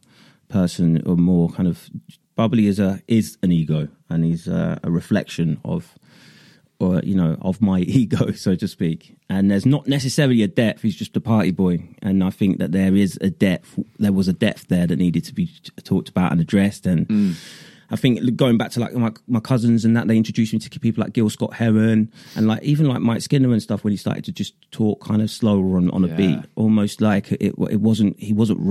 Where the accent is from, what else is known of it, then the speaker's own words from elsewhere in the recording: Northampton, East Midlands, United Kingdom; I was like from Northampton and not London